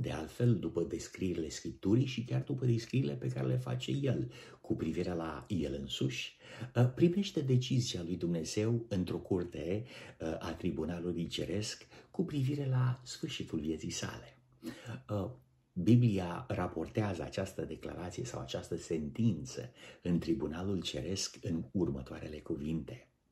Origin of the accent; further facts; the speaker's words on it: Romania; Noi, ca români